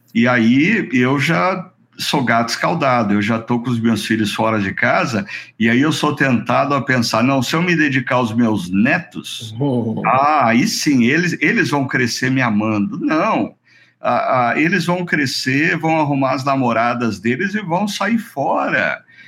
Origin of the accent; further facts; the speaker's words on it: Brazil; nós como brasileiros